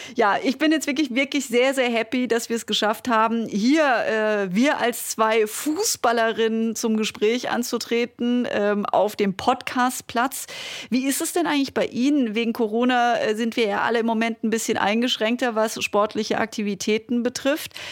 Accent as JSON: {"language": "German", "area": "Black Forest", "region": "Baden-Württemberg", "country": "Germany", "tie": "born or raised there", "said": "Ich komme äh, aus dem Schwarzwald, vom Land"}